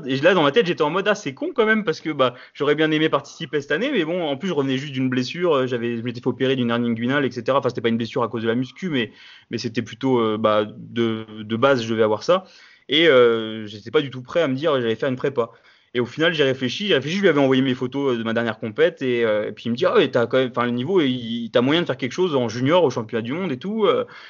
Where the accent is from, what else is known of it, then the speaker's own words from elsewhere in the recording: France; je suis français